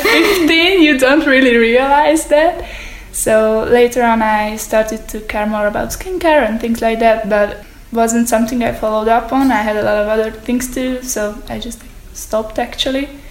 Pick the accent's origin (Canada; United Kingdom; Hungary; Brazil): Hungary; I'm from Hungary